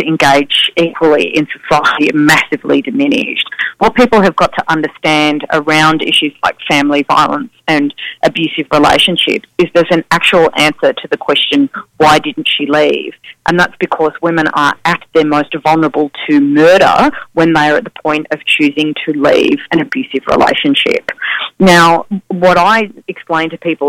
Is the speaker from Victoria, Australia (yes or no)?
yes; Victoria, Australia; my home state of Victoria